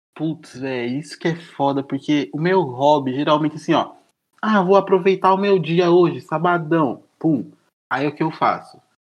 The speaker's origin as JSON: {"language": "Portuguese", "town": "São Joaquim da Barra", "region": "São Paulo", "country": "Brazil", "tie": "born or raised there", "moved": "yes", "said": "lá onde eu nasci, lá em São Joaquim da Barra"}